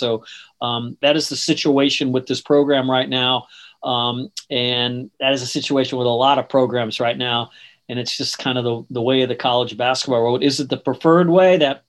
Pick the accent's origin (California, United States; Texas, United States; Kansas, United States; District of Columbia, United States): District of Columbia, United States; Washington; moved away as an adult; now in Florida, United States; growing up where I grew up in Washington, D.C., it wasn't a big college town. It was a professional sports town.